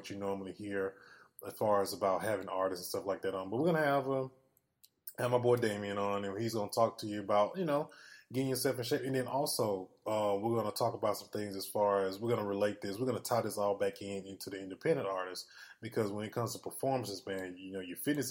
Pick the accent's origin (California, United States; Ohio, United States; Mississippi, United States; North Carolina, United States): Mississippi, United States; born or raised there